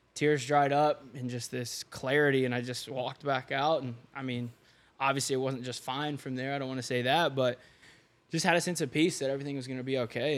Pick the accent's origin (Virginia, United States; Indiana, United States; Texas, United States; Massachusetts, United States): Indiana, United States; Seymour; I grew up in small town in Indiana, Seymour